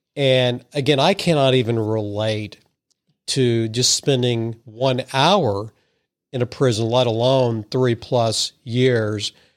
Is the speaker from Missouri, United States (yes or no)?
yes; Madison, Missouri, United States; I grew up in Madison, Missouri, so I'm a, what I consider a sophisticated hick